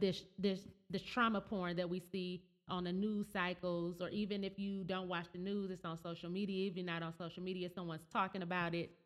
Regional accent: Flint, Michigan, United States; growing up in Flint with General Motors leaving

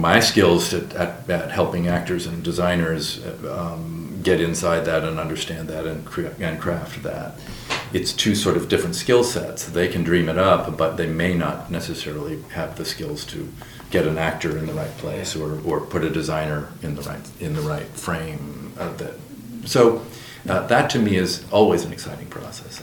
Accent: New Hampshire, United States; also born or lived in Minneapolis, Minnesota / England; now in Phoenix, United States; I grew up in New Hampshire

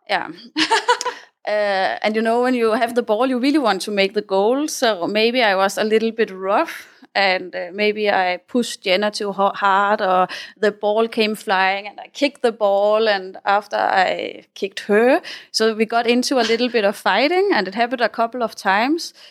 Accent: Denmark; moved away as an adult; also born or lived in Spain / South America; now in Thailand; I come from uh, Denmark. I grew up in the Danish countryside.

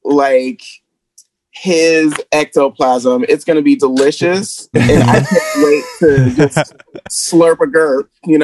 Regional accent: Wichita, Kansas, United States; I'm from Wichita. And there were like Wichita, Kansas.

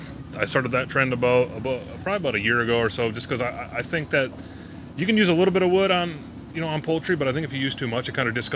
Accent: Milwaukee, Wisconsin, United States; moved away as an adult; now in Minnesota, United States; I'm originally from Milwaukee, Wisconsin.

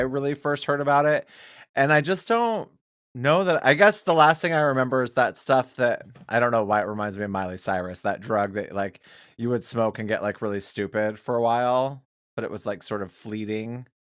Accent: Wyoming, United States; I'm from Wyoming

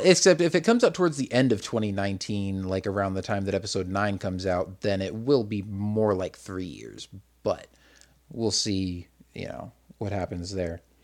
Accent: Arizona, United States; also born or lived in Massachusetts; from the time I was four up till I was probably about ten, I think, was when we moved from Massachusetts to Arizona

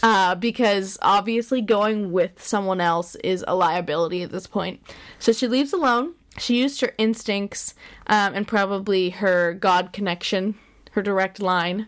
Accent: Pennsylvania, United States; we're from Pennsylvania

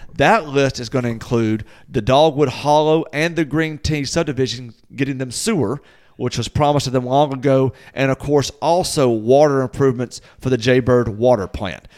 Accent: Natchez, Mississippi, United States; my hometown of Natchez would now be part of that.

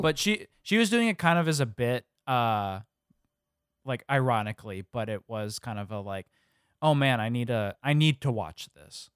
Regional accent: Illinois, United States; growing up in the Midwest

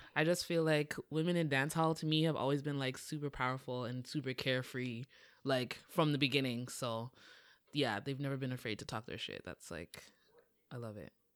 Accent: Toronto, Ontario, Canada; I'm from Toronto.

